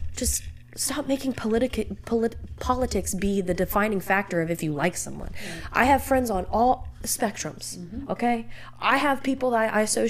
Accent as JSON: {"language": "English", "country": "United States", "said": "I'm an American"}